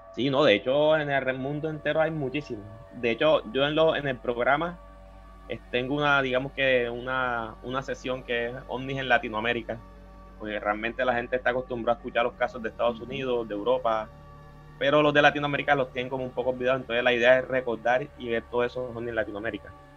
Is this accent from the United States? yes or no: no; Cartagena, Bolívar, Colombia; soy de Cartagena de Indias